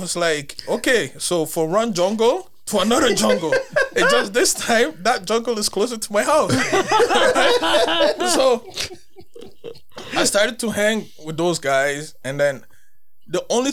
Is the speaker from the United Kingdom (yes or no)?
no; Montreal, Quebec, Canada; also born or lived in West Island; I came here at the age of 8 years old. I grew up in Ville Saint Laurent